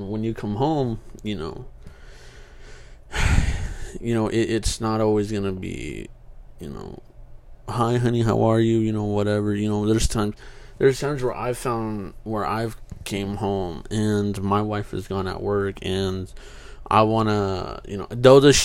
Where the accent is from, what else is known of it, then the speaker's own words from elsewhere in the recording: Kingsburg, California, United States; moved away as an adult; Kingsburg, my hometown